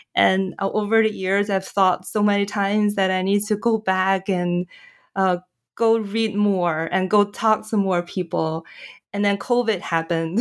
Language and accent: English; China; moved away; I'm from China, my, my family is still in China